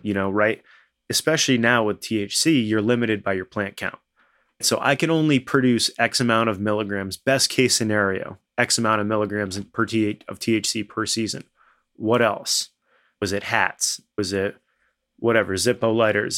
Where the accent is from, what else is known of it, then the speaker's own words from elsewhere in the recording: Winooski, Vermont, United States; I grew up in Winooski, you know, which is the most urban area of Vermont